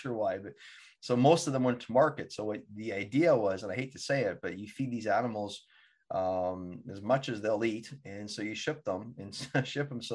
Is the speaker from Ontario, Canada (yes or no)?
no; Altona, Manitoba, Canada; moved away as an adult; now in Vancouver, Canada; Winnipeg, to be exact, Winnipeg, Manitoba, actually a small community called Altona